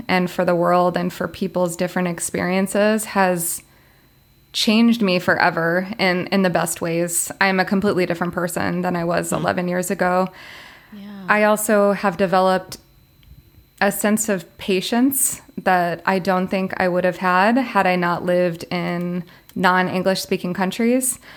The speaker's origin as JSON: {"language": "English", "region": "Florida", "country": "United States", "also_born_or_lived": "China", "moved": "as an adult", "said": "I'm originally from Florida."}